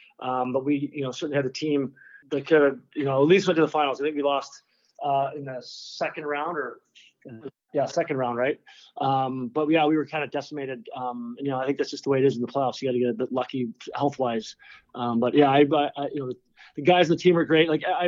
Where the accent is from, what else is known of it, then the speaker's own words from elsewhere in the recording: Dryden, Ontario, Canada; now in California, United States; I went back to Dryden, my hometown